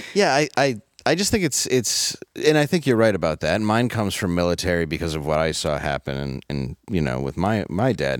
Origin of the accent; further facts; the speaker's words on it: Detroit, Michigan, United States; I'm from Detroit.